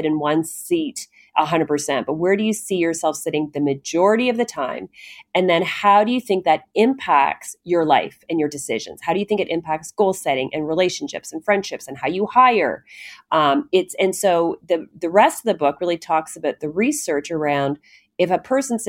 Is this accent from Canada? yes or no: yes; Canada; I'm Canadian